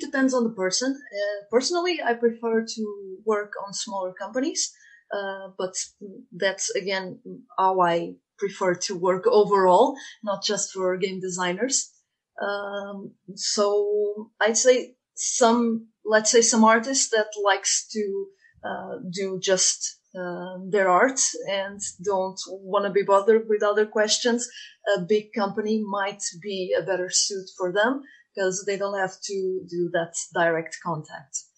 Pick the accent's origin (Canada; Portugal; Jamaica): Portugal; moved away as an adult; also born or lived in Dublin, Ireland / Germany / Sweden; now in Galway, Ireland; I was born in Portugal